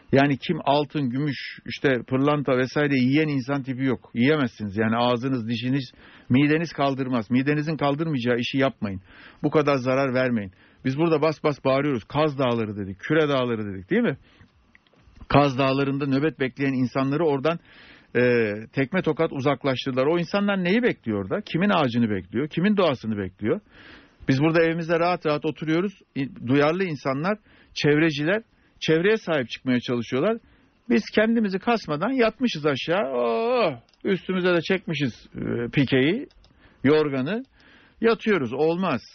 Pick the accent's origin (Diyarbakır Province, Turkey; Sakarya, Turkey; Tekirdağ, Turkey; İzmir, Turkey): Sakarya, Turkey; Ben Sakarya doğumluyum